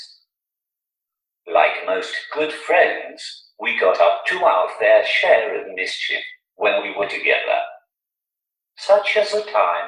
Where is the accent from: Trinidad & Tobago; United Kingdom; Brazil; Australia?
United Kingdom; Newcastle upon Tyne, North East England; accent: Geordie; I'm from Newcastle.